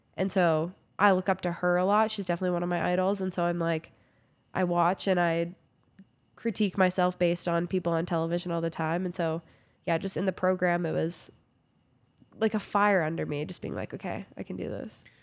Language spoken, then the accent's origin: English; Kamloops, British Columbia, Canada; moved away as an adult; also born or lived in Vancouver / Prince George; now in Calgary, Canada; I grew up in Kamloops, B C